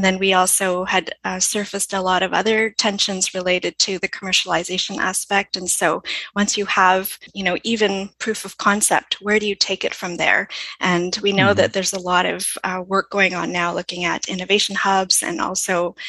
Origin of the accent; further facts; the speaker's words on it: Canada; So we are more or less international, but we are primarily Canadian.